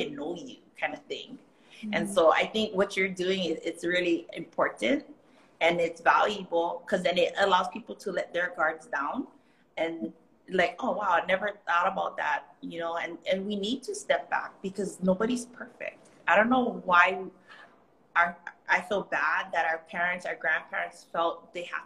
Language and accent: English; Kauai, Hawaii, United States; first language Hawaiian Pidgin; English is a second language; now in Oahu, United States; I'm from Kauai